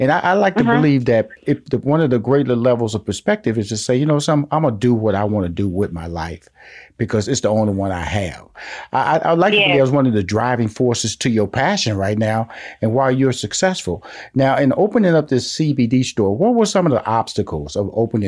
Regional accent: Houston, Texas, United States; And I'm from Houston, Texas. I'm a Southern boy, and it rings true in your tone.

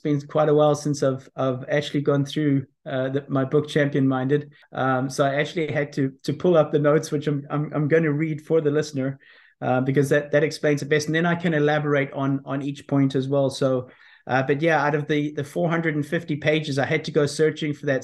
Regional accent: South Africa; also born or lived in Belfast, Northern Ireland; I was born in Belfast, Northern Ireland. Um, left there when I was six uh, with my parents. We went to South Africa.

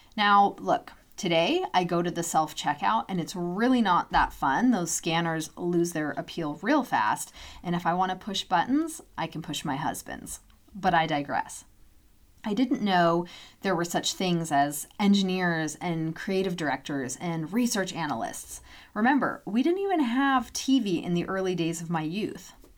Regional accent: Loomis, Washington, United States; moved away; My hometown's mini post office still has those vintage mailboxes installed to this day.

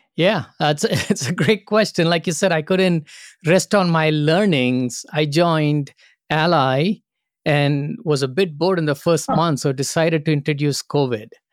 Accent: India; moved away as an adult; also born or lived in Singapore / Phoenix, Arizona; now in United States; I grew up in India and started my first job with Singapore Airlines in Singapore

